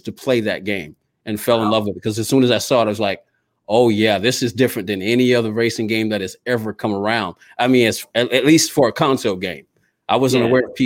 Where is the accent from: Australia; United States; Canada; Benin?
United States; Georgia; here in my hometown of Georgia